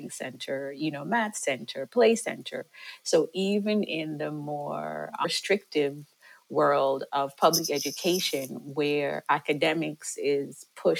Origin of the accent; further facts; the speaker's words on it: Jamaica; moved away; I'm originally from Jamaica